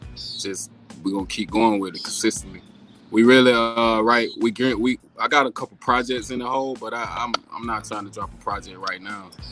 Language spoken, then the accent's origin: English; around Savannah, Georgia, United States; moved away as an adult; now in Texas, United States; I'm actually uh, from around uh, uh, Savannah, Georgia. It's called it's called Riceville, Georgia